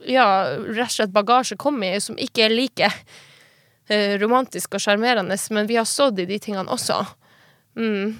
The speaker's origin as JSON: {"language": "Norwegian", "region": "Finnmark", "country": "Norway", "also_born_or_lived": "Kautokeino / Tana", "moved": "as an adult", "said": "der jeg kommer fra, i Finnmark og de småbygdene i Finnmark"}